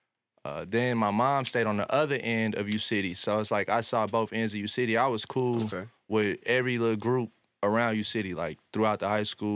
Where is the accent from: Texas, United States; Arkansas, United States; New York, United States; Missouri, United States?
Missouri, United States; University City; I'm from U City